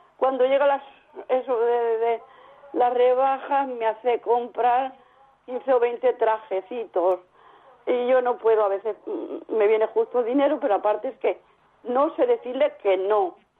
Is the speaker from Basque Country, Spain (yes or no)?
no; Cuenca, Castilla-La Mancha, Spain; now in Valencia, Spain; soy de Cuenca, pero vivo en Valencia.